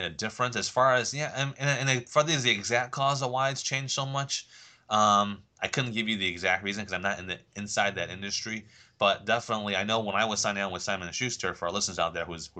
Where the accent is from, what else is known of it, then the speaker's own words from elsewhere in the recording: England, United Kingdom; now in United States; being English